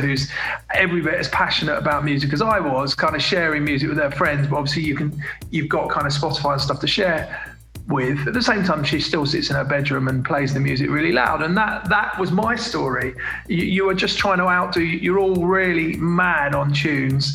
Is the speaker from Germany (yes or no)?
no; London, United Kingdom; I'm from London and I went to quite a multiracial school